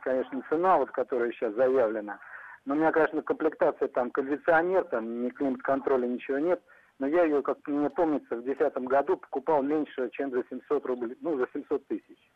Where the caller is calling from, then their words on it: Tver, Tver Oblast, Russia; Я, я звоню из Твери, вот, в областном городе я живу.